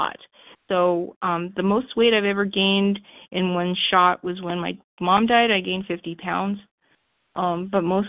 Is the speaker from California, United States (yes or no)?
yes; Los Angeles, California, United States; I grew up in Los Angeles, like I said, for the third time in a Jewish middle-class home.